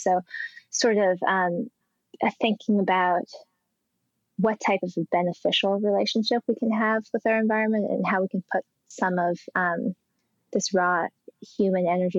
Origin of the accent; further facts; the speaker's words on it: Colorado, United States; like my home state of Colorado and Boulder and in Rome